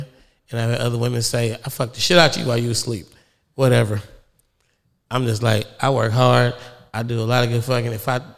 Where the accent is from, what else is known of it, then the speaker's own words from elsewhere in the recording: California, United States; I'm from the Bay.